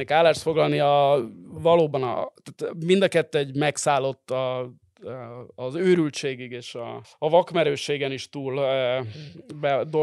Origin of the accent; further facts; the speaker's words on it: Hungary; majd én mondom, hogy magyar vagyok